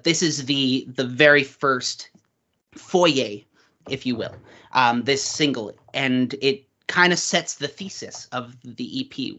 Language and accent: English; Uxbridge, Ontario, Canada; I grew up in Uxbridge, Ontario, Canada, which is a very small town